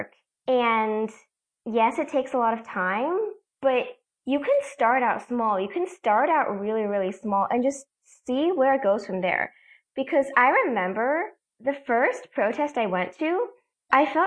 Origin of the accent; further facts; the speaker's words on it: Massachusetts, United States; I'm from Massachusetts